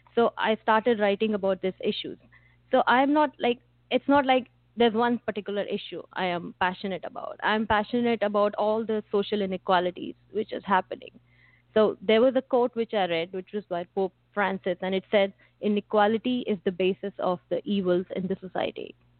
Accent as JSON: {"language": "English", "country": "India", "tie": "born or raised there", "said": "growing up in India"}